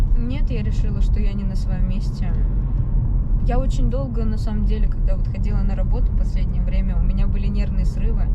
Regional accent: Moscow, Russia; born or raised there

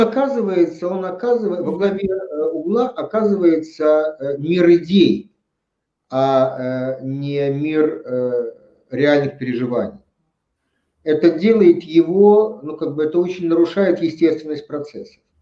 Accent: Tashkent, Uzbekistan; я родился в Узбекистане, в Советском Союзе, в Ташкенте

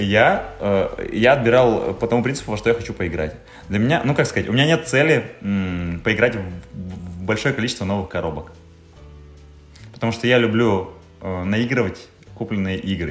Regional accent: the North, northern Russia, Russia; мы с севера

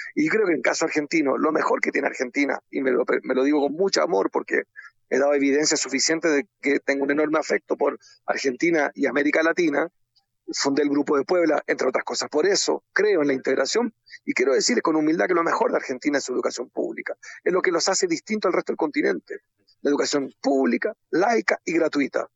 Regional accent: Chile

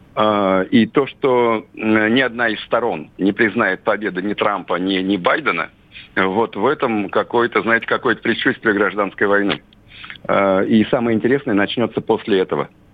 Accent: Russia; здесь, на родине.

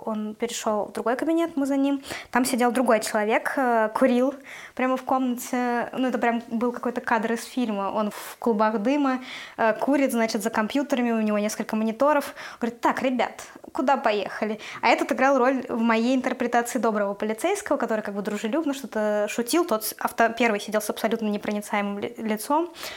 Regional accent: Russia; moved away as an adult; now in Tbilisi, Georgia; я россиянка, из-за того, что я русская

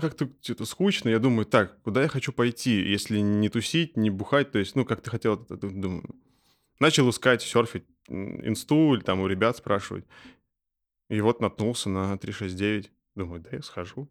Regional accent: Russia; мы из России

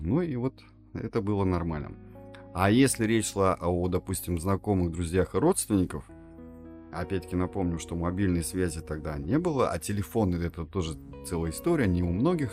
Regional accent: Tatarstan, Russia; нам, как уроженцам Республики Татарстан

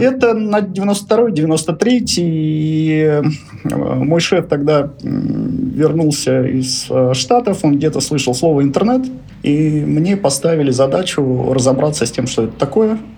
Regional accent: Nizhny Novgorod, Nizhny Novgorod Oblast, Russia; moved away as an adult; Родился я в Нижнем Новгороде. Трудовую карьеру начал токарем на заводе «Гидромаш» в Нижнем Новгороде

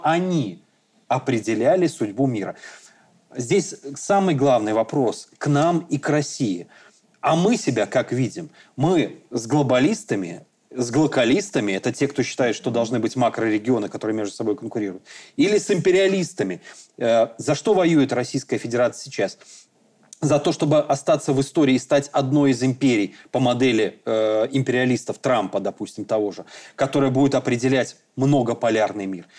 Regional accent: Belarus; мы, белорусы

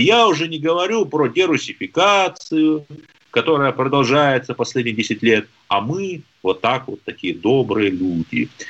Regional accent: Lyubertsy, Moscow Oblast, Russia; Я же из Люберца

